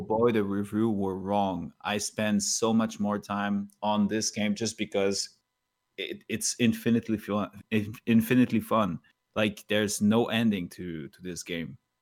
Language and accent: English; Canada; English is a second language; as a Canadian